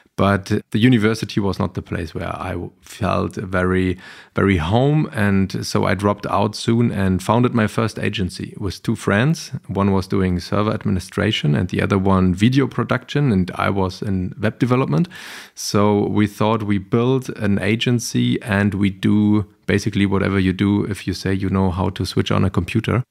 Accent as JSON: {"language": "English", "region": "Berlin", "country": "Germany", "tie": "born or raised there", "said": "I grew up in Berlin-Kreuzberg"}